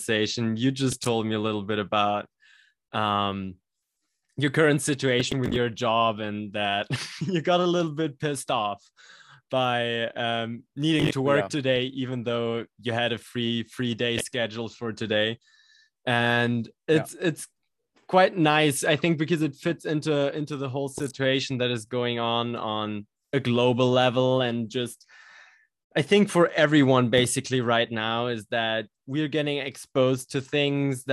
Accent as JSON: {"language": "English", "country": "Germany", "said": "we're both from Germany speaking English here"}